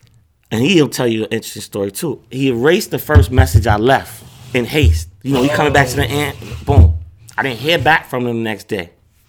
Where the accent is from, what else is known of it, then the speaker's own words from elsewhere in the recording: New York, United States; I'm from Queens.